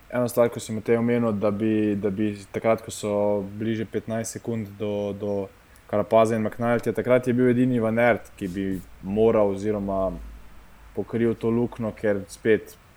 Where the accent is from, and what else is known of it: Slovenia